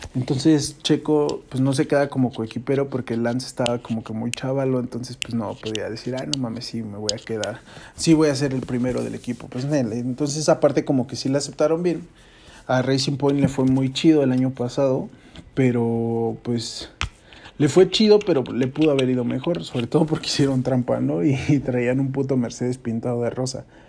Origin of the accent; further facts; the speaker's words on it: Mexico; yo soy mexicano